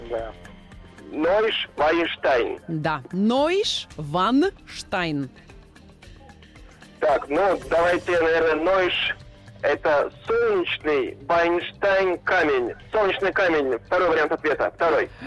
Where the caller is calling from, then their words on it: Moscow, Russia; я из Москвы